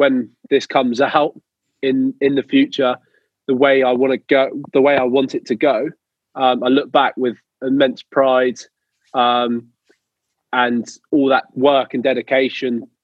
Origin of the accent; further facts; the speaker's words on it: England, United Kingdom; being an English spinner